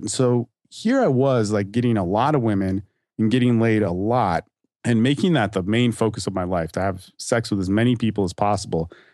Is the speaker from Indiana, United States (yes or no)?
no; California, United States; moved away as an adult; also born or lived in Hawaii / Dallas–Fort Worth, Texas; now in Austin, United States; I'm from California and my family's from Hawaii, and I actually grew up in California and Hawaii as well